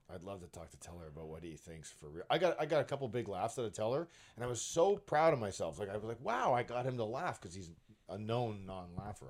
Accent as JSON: {"language": "English", "town": "Brampton", "region": "Ontario", "country": "Canada", "tie": "born or raised there", "said": "I live in Brampton and I grew up in Brampton."}